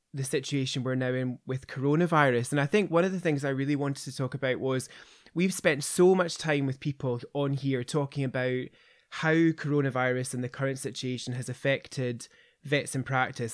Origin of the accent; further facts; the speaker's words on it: Kirkintilloch, Scotland, United Kingdom; I grew up in Kirkendilloch